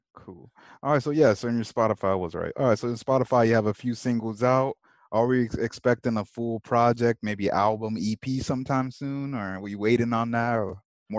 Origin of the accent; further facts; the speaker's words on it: Orange County, California, United States; I'm from Orange County, California